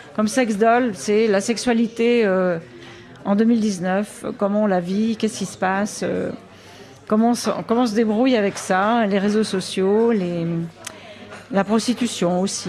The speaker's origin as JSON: {"language": "French", "town": "Viévigne", "region": "Bourgogne-Franche-Comté", "country": "France", "tie": "born or raised there", "said": "je suis née à Vievigne, exactement. Si vous connaissez, c'est bon, un petit peu au nord de Dijon. Et je suis très fière, je revendique bien entendu cette origine euh, bourguignonne et côte dorienne"}